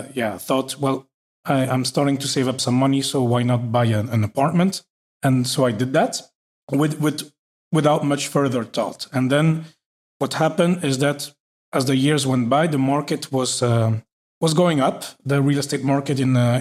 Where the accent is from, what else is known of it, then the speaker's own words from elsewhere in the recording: Belgium; moved away as an adult; also born or lived in Norway / Paris, France; now in Luxembourg; I'm from Belgium